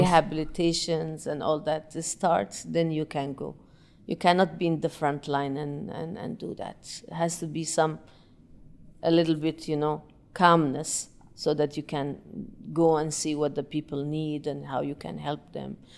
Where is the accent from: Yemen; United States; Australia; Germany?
Yemen; moved away; I'm originally from Yemen